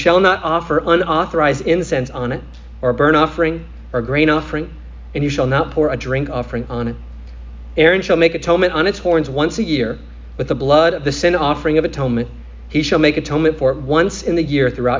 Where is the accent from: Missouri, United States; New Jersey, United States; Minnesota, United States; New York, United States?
Minnesota, United States; Or I'm playing goalie on the soccer field in the summer in Minnesota